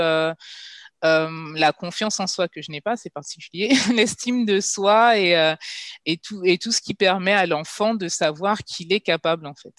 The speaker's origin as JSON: {"language": "French", "country": "Guadeloupe", "also_born_or_lived": "Paris region, France", "moved": "yes", "lives_now": "Ghana", "said": "étant guadeloupéenne"}